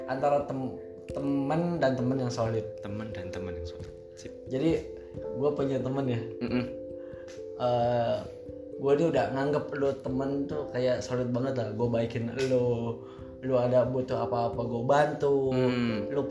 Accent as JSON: {"language": "Indonesian", "region": "West Java", "country": "Indonesia", "lives_now": "Jordan", "said": "jadi kalau misalnya nih uh, eh, gue orang Sunda bro"}